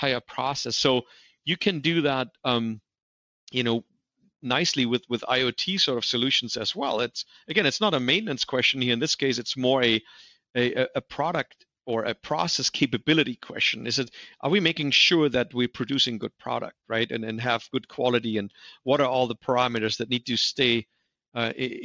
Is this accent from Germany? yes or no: yes; Germany; English is a second language; moved away as an adult; also born or lived in Torrance, California; now in United States; I grew up in Germany